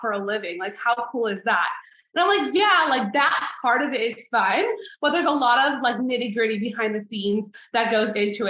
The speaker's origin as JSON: {"language": "English", "town": "Riverside", "region": "California", "country": "United States", "said": "I'm from Riverside, California"}